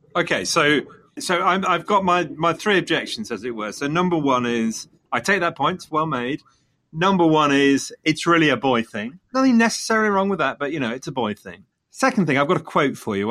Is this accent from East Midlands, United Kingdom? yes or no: yes; Leicester, East Midlands, United Kingdom; coming from Leicester, Leicester being my hometown